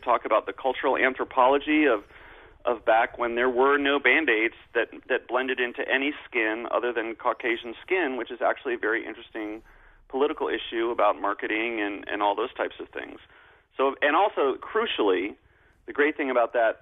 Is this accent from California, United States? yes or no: no; New York, United States; as a New Yorker